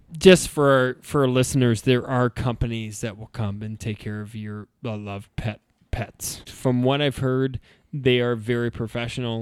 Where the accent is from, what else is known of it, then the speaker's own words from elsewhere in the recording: Idaho, United States; we're from Ida, so, like, cows and stuff are pets